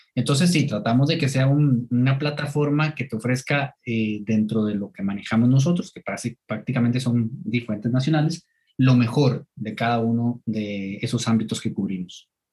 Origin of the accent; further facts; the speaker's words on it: Turrialba, Cartago, Costa Rica; yo soy de, de Turrialba